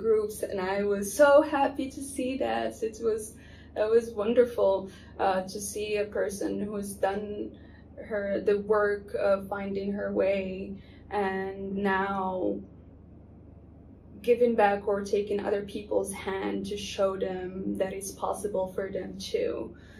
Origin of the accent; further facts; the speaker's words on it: Morocco; moved away; I come from Morocco, I'm not familiar with other cultures or the Western world